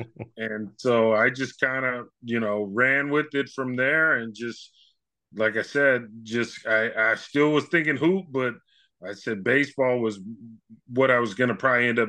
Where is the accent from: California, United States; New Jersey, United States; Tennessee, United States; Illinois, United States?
California, United States; Novato